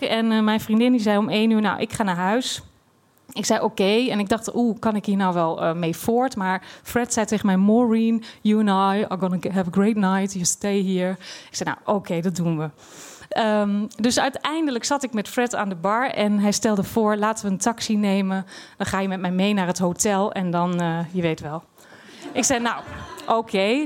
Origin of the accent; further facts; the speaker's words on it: Twente, Overijssel, Netherlands; moved away as an adult; also born or lived in Amsterdam; Ik kom uit Twente